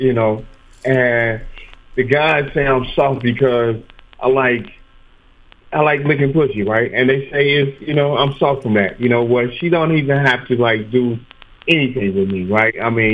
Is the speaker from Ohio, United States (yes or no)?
no; Chicago, Illinois, United States; I'm from the low end. I'm from Chicago